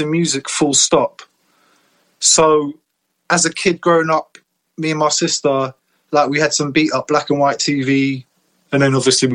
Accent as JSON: {"language": "English", "region": "London", "country": "United Kingdom", "tie": "born or raised there", "said": "childhood was wicked, man. Growing up in Northwest London"}